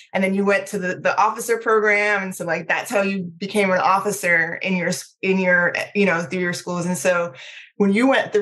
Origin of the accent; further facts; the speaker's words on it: Prince George's County, Maryland, United States; also born or lived in Trinidad; I am originally from Trinidad. I was born on the sunny island of Trinidad. We immigrated to the U.S. when I was a kid, when I was around 8 years old, to Maryland. So I grew up in Prince George's County.